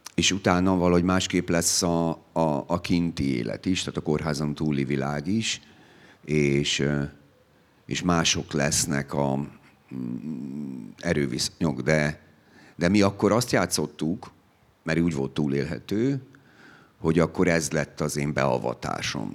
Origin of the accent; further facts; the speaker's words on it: Szegvár, Csongrád-Csanád, Hungary; Szegváron volt a szülőfalunkban